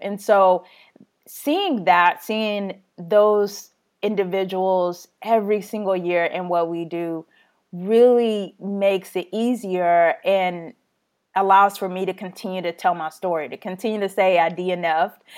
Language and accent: English; Texas, United States; being Texan